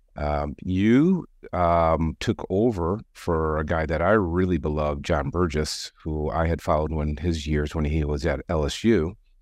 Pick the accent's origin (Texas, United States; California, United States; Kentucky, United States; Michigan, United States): Michigan, United States; Detroit; now in Chicago, United States; I grew up in Detroit